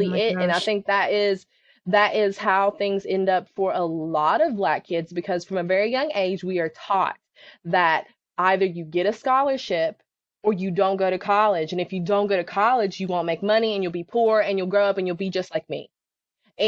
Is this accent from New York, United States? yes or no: no; West Virginia, United States; I grew up in a really small town in West Virginia, not Western Virginia, but the state of West Virginia